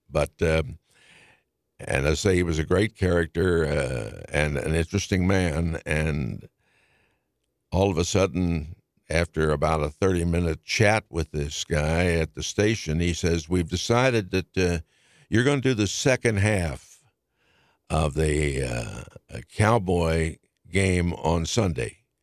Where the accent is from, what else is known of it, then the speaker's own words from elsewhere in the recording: Washington, District of Columbia, United States; growing up in Washington in those days was a joy